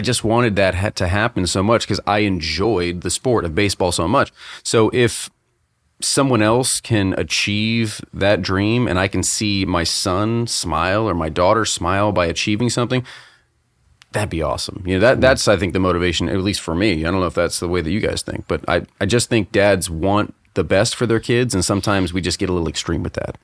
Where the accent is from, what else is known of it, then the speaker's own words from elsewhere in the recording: Tampa, Florida, United States; we grew up in the Tampa Bay area